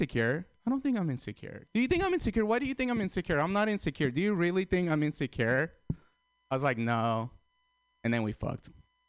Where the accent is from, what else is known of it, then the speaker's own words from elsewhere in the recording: San Francisco, California, United States; I'm from San Francisco